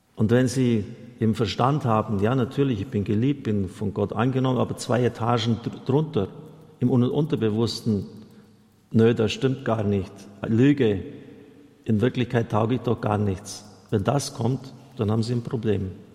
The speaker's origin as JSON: {"language": "German", "country": "Germany"}